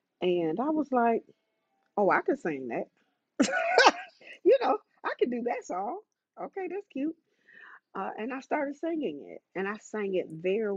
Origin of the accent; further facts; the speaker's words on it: Atlanta, Georgia, United States; I am from Atlanta.